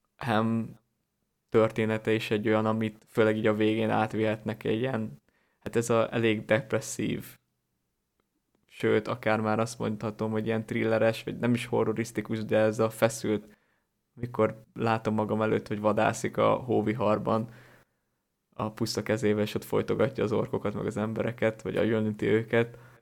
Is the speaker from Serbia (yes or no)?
no; Hungary; lehet, hogy én is valamilyen szűkített élettérből származom, vagy Magyarország nekem túl szűk